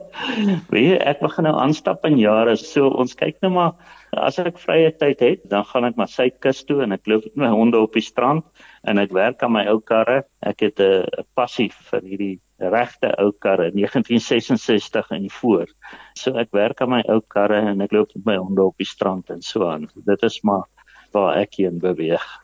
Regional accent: Mpumalanga, South Africa; Ek is maar uit die ou Oos-Transvaal uit in Mpumalanga. Ek het laerskool op Bruiten gedoen, ek het hoërskool in Pietertief hoërskool gedoen.

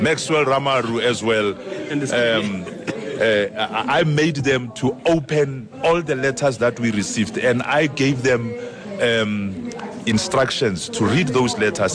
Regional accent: Pretoria, Gauteng, South Africa; I was from Pretoria

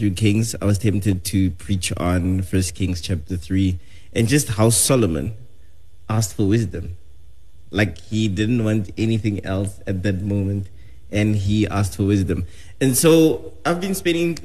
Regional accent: South Africa; I am South African.

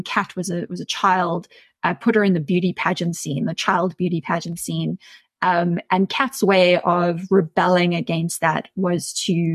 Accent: Centurion, Gauteng, South Africa; I grew up in Centurion and I was a really weird teenager

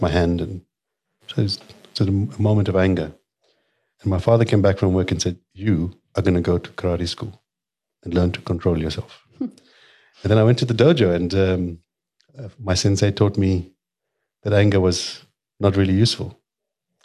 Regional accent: Durban, KwaZulu-Natal, South Africa; I grew up in Mirbank

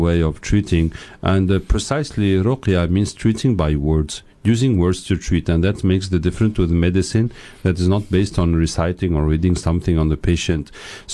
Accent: Tunisia; moved away as an adult; also born or lived in England / France; I grew up in Tunisia and England.

